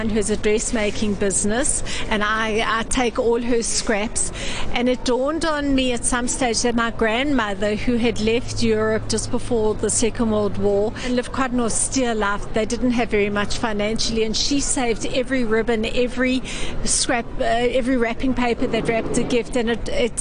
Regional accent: South Africa; I come from South Africa

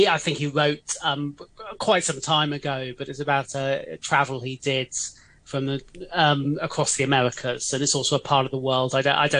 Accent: England, United Kingdom; moved away as an adult; now in Hong Kong; being English

